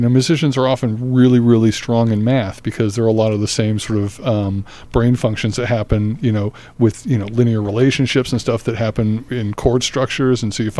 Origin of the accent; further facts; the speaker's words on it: Australia; also born or lived in Newark; now in United States; Well, I was born in Newark, but I only had a chance to spend 6 months there in those formative years, and then went to college back east. I grew up in Australia, though, which was, my parents moved there when I was about eight.